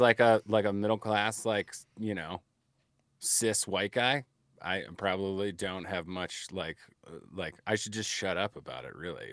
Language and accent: English; Chicago, Illinois, United States; I'm Irish from Chicago